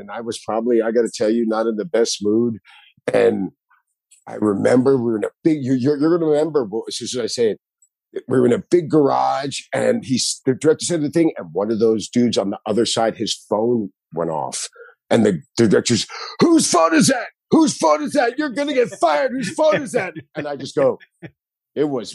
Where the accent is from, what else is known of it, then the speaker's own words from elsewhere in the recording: Miami, Florida, United States; all my friends where I grew up in Miami, South Beach Underground